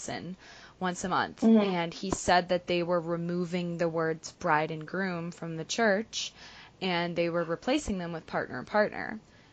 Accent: Ontario, Canada; also born or lived in Toronto; Kingston is about an hour and a half from my hometown, and very similar

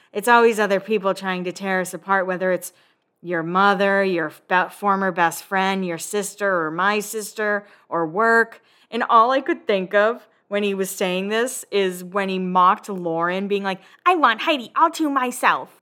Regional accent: Massachusetts, United States; moved away as an adult; now in Nashville, United States; I am originally from Massachusetts. I currently live in Nashville

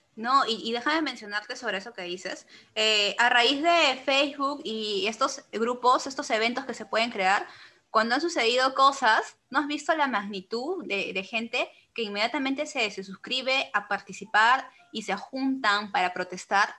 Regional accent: Peru; soy peruana

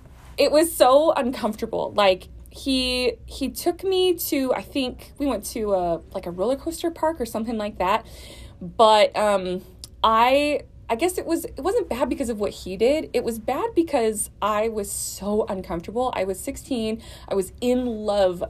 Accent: New Orleans, Louisiana, United States; moved away as an adult; now in Houston, United States; I live here in Houston. I'm originally from New Orleans, and we've been living here about 3 years.

